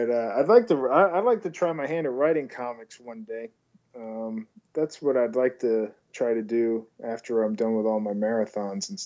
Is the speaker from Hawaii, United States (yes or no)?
no; Long Island, New York, United States; now in Los Angeles, United States; I'm from Long Island